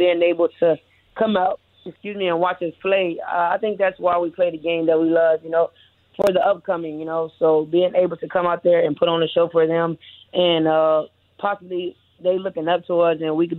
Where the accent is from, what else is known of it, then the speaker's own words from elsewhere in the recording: Chicago, Illinois, United States; moved away as an adult; now in Miami, United States; I'm from Chicago as a youngin'